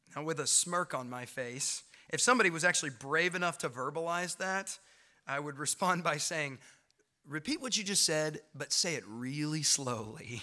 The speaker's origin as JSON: {"language": "English", "town": "Knoxville", "region": "Tennessee", "country": "United States", "tie": "born or raised there", "moved": "as an adult", "lives_now": "Clinton, United States", "said": "I grew up in Knoxville. I lived there all my young life."}